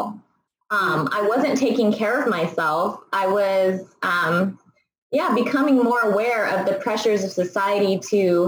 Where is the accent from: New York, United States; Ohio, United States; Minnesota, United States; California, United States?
California, United States; Bay Area; I grew up in the Bay Area